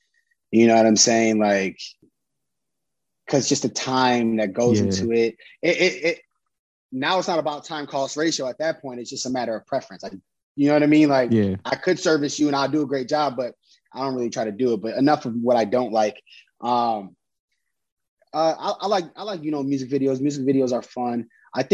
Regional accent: Chicago, Illinois, United States; we'll tell you some stuff that's like super Chicago to just kind of like let people know I'm from Chicago.

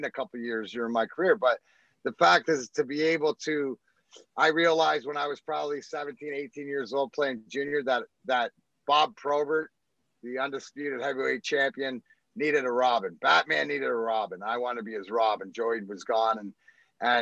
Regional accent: Canada; moved away as an adult; also born or lived in Scotland; now in Michigan, United States; Being Canadian

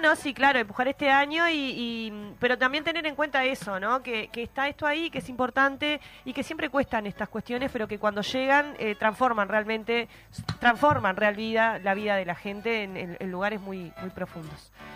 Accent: Maldonado, Uruguay; crecí en Maldonado

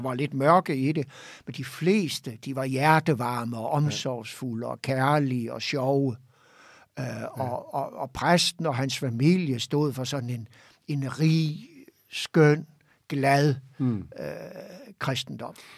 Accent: Hirtshals, North Denmark Region, Denmark; jeg kommer jo op fra Hirtshals, ja. fiskerbyen deroppe, og voksede op i et trygt og godt og harmonisk hjem

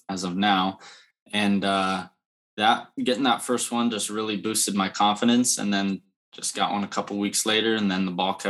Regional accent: Lincoln, Nebraska, United States; I'm from Lincoln, Nebraska, and my dad had some rentals growing up

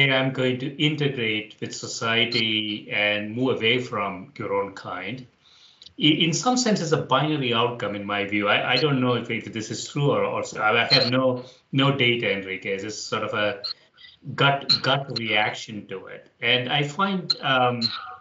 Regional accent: India; moved away; I grew up in India

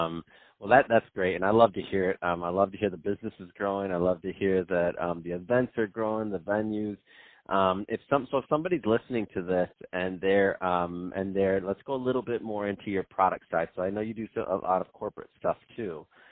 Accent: Michigan, United States; now in California, United States; But I'm from Michigan

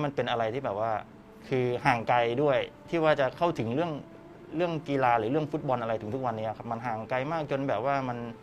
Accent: Pak Chom District, Loei, Thailand; อยู่จังหวัดเลยครับ อืมอยู่จังหวัดเลยอำเภอปากชมครับ

